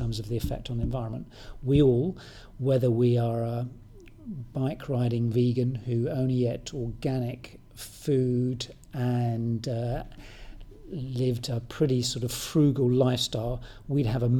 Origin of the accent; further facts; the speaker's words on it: United Kingdom; moved away; I'm British, I'm not Mongolian or anything